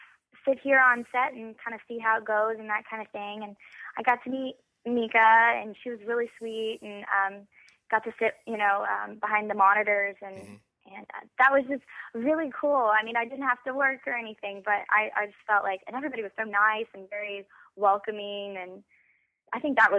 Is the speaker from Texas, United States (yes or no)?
yes; Weatherford, Texas, United States; Yes. Originally, I am from Weatherford, Texas.